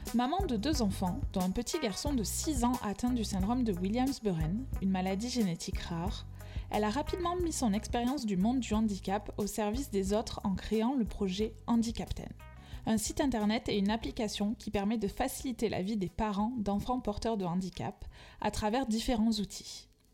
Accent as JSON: {"language": "French", "country": "France", "accent": "accent chantant (sing-song accent)", "said": "mon accent chantant"}